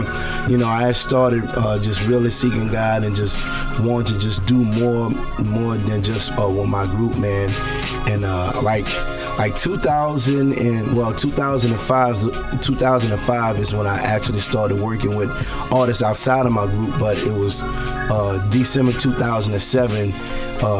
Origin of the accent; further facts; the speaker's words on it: New Orleans, Louisiana, United States; moved away as an adult; now in Texas, United States; I'm originally from New Orleans